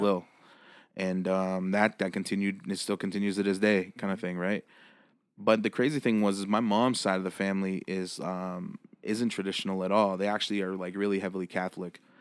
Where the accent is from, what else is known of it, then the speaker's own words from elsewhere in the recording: Six Nations, Ontario, Canada; also born or lived in Brantford, Ontario; born and raised on Six Nations, Ontario